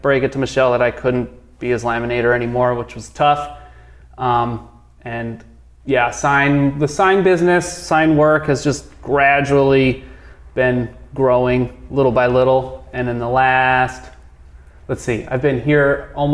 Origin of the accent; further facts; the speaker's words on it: Los Angeles, California, United States; moved away as an adult; also born or lived in San Diego; now in Santa Cruz, United States; I'm from Los Angeles.